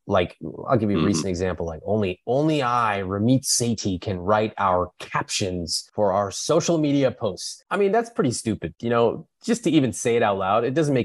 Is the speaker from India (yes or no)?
yes; India; You know, in my case, I could, you know, I'm Indian. I could have created a business around being Indian.